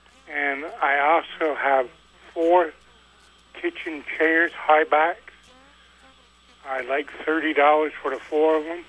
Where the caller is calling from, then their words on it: Highgate Springs, Vermont, United States; I'm from Highgate Springs.